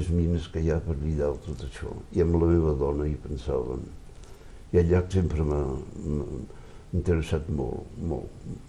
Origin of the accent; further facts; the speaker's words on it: France; Si jo visc a França, això li volia dir, jo visc a França i sóc francès, però sóc català primer que tot.